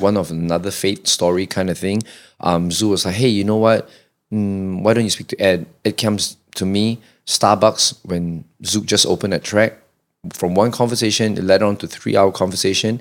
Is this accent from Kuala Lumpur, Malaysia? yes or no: yes; Kuala Lumpur, Malaysia; I'm, I'm born and bred K L